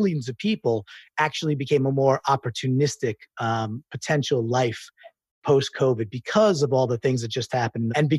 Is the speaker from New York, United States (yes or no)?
yes; New York City, New York, United States; I'm a New Yorker